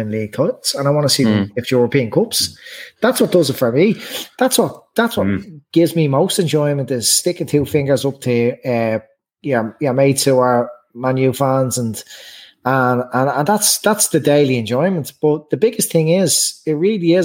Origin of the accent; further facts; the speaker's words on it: Ireland; as Irish fans